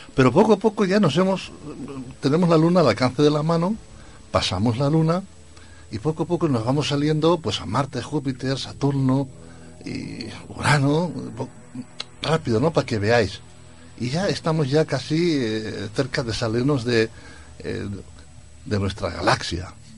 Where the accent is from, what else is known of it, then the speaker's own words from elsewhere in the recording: Spain; yo nací en España